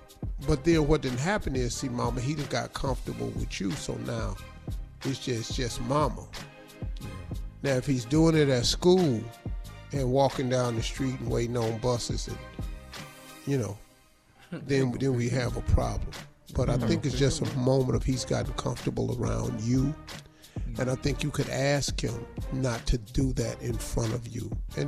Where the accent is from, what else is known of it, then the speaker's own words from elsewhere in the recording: West Virginia, United States; I'm from West Virginia, so I can say.